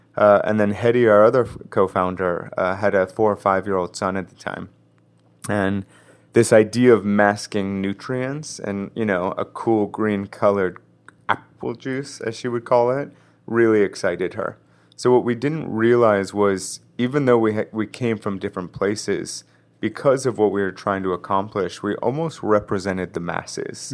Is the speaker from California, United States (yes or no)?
yes; Los Angeles, California, United States; also born or lived in New York; I grew up in West L